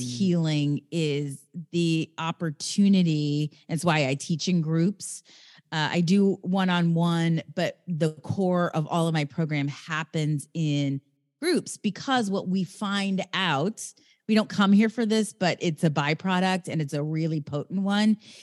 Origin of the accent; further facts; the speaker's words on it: Raytown, Missouri, United States; now in Venice, California, United States; I live in L A, in Venice, California, and I come from the Midwest, Raytown, Missouri